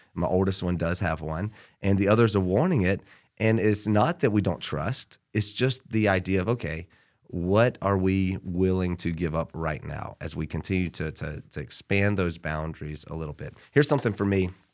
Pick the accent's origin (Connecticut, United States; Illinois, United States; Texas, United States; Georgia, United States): Georgia, United States; Born and raised in Georgia